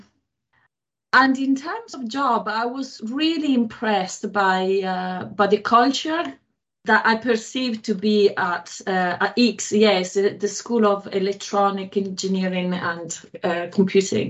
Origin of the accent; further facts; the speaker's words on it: Italy; English is a second language; moved away as an adult; now in Belfast, United Kingdom; I'm from Italy